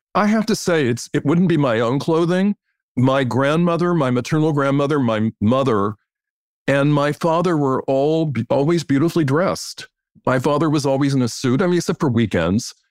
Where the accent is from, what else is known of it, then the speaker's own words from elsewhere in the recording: Washington, District of Columbia, United States; I grew up in Washington, D, D C, which is not a fashionable place by any means